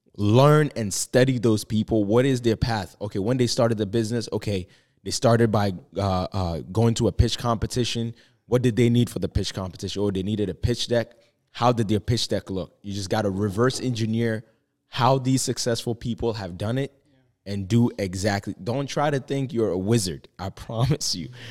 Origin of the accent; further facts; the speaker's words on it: Ghana; moved away; I was born and raised in Ghana